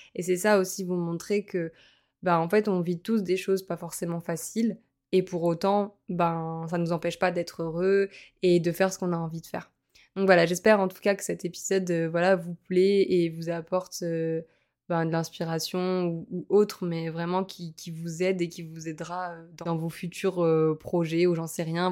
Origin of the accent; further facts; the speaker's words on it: Montpellier, Occitania, France; moved away as an adult; also born or lived in Lille; now in Nice, France; je suis originaire de Montpellier, j'ai passé 4 ans, euh, donc on a passé 4 ans à Lille